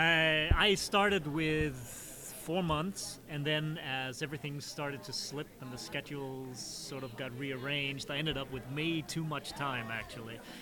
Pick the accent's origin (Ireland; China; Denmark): Denmark; I'm from Denmark